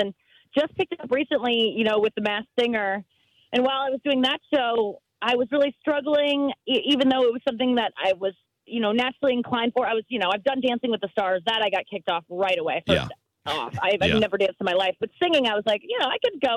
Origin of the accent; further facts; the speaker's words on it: St. Louis, Missouri, United States; I'm from St. Louis